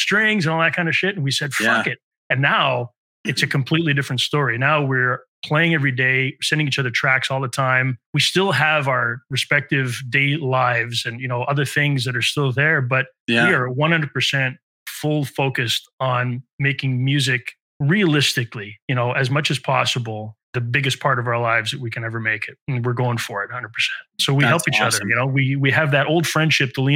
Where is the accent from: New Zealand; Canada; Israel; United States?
Canada; Montreal, Quebec; Enzo and I are both 50-year-old musician songwriters from Montreal.